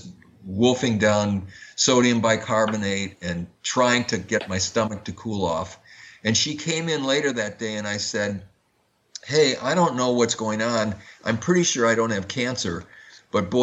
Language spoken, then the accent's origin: English; Madison, Wisconsin, United States; I grew up in Madison, Wisconsin, which is the home of Oscar Mayer meatpacking.